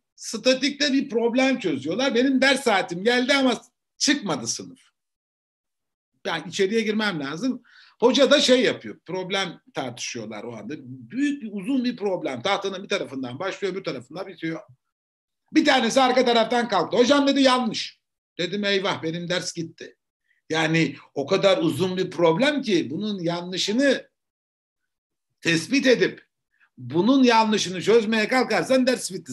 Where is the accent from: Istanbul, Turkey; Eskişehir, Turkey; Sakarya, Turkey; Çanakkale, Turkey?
Eskişehir, Turkey; also born or lived in Ankara Polatlı; Eskişehir'de doğdum, büyüdüm.